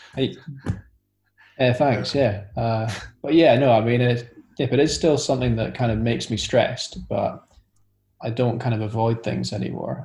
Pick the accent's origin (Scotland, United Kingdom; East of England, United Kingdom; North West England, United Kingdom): Scotland, United Kingdom; now in London, United Kingdom; I'm currently living in London, although I'm originally from Scotland.